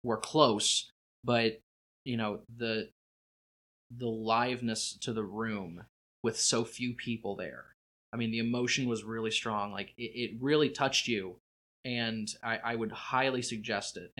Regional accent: Indianapolis, Indiana, United States; I'm from Indianapolis

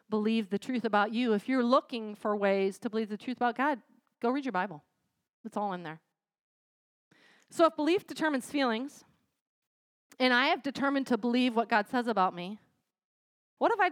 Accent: United States; I'm American

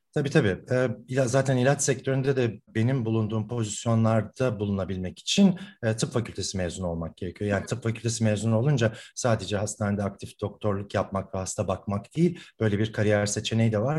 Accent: Ankara, Turkey; moved away as an adult; now in Istanbul, Turkey; Ankaralıyım ben. Ee, bütün okul hayatım Ankara'da geçti.

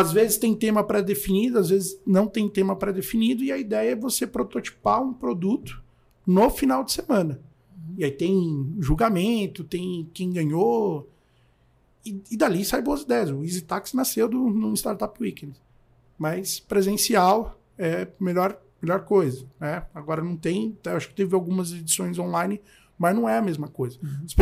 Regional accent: Taboão da Serra, São Paulo, Brazil; E, pô, sou do Tabuão, é, é longe, né?

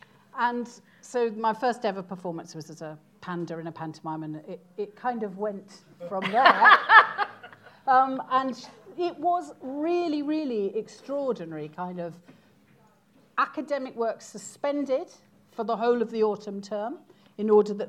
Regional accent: Holywell, Wales, United Kingdom; moved away; also born or lived in Wirral / Ruthin / London; I was three and he was one and a half. Yeah. And so we went to a tiny village, Babell, near Holywell.

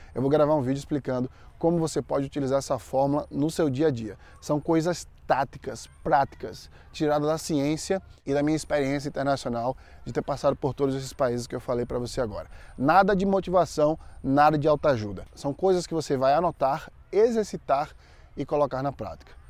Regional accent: Maceió, Alagoas, Brazil; moved away as an adult; now in United States; lá em Maceió, onde eu nasci e fui criado

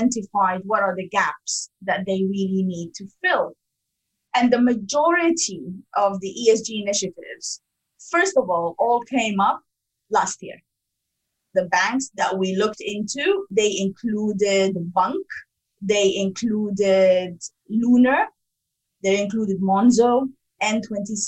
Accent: Sudan; also born or lived in Africa; now in United Kingdom; I'm originally from Sudan

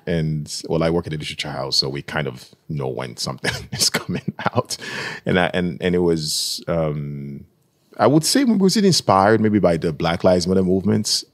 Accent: Nigeria; moved away; I'm from Nigeria

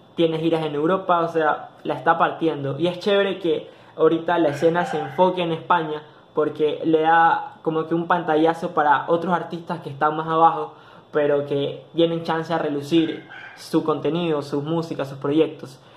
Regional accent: Ecuador

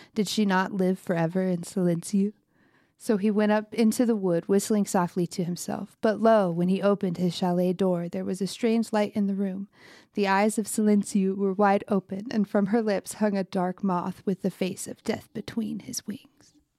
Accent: United States; I'm very American

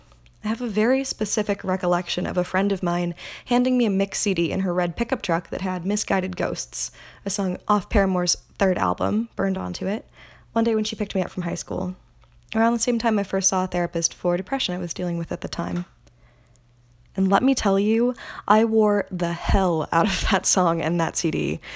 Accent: Aliso Viejo, California, United States; my hometown of Aliso Viejo, California

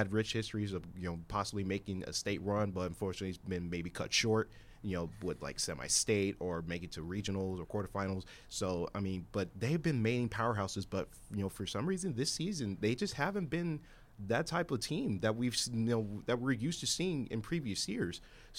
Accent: San Marcos, Texas, United States; I'm actually the local kid out of everybody that's on the staff. So I grew up here. I grew up in San Marcos.

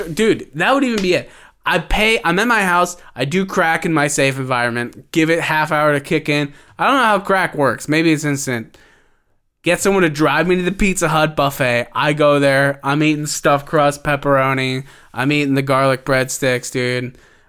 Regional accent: Cincinnati, Ohio, United States; You know where I grew up outside of Cincinnati, Ohio. Some weird people out there in the country, dude.

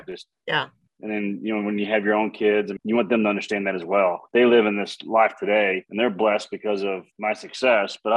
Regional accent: Texas, United States; where I grew up

